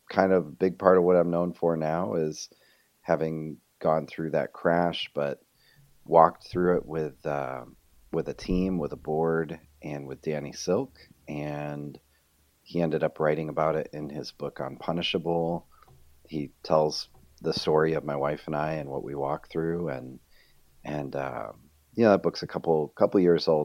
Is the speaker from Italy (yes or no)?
no; Rochester, New York, United States; moved away as an adult; also born or lived in Fort Mill, South Carolina; we're both originally from Rochester, New York